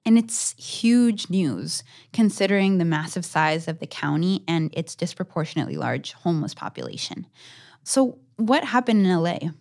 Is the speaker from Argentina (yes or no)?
yes; Argentina; moved away; my home country of Argentina